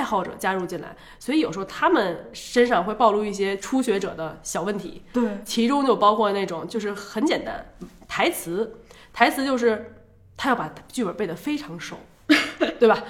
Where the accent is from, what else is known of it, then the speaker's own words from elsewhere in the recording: Beijing, China; accent: Beijing (京片子); also born or lived in Taipei, Taiwan; 我从小在北京长大，嗯。然后我常常回台北，所以我在北京跟北京的同学们已经打成了一片